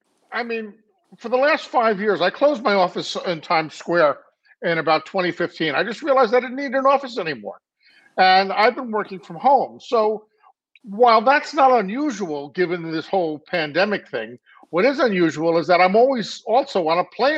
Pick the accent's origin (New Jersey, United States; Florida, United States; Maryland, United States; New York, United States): New York, United States; New York City; also born or lived in Los Angeles, United States; now in Westchester, United States; I grew up in Manhattan.